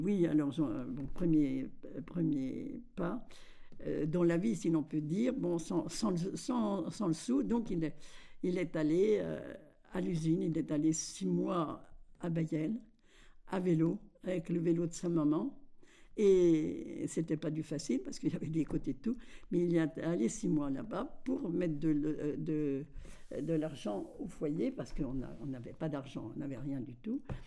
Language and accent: French; Verpillières-sur-Ource, Grand Est, France; now in Colombé-le-Sec, France; Je suis née à Verpillière de, de Désiré Morel et, Georgette d'Espagne